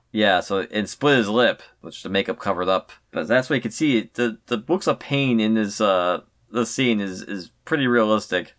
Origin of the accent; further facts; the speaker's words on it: Connecticut, United States; when I was growing up in Connecticut